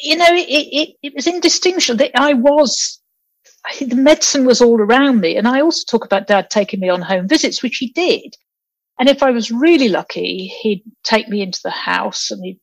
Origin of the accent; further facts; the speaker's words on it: Peterborough, East of England, United Kingdom; also born or lived in Nigeria; I came to England when I was quite young, actually. So I was born in Nigeria, but then we settled in Peterborough